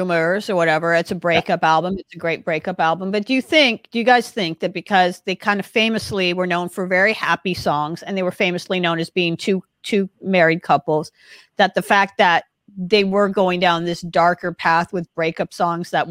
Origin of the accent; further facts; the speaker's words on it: Southern California, United States; someone who grew up in Southern California